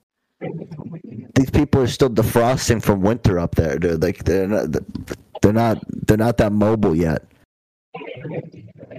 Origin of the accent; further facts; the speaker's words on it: Plymouth, Massachusetts, United States; I'm from Plymouth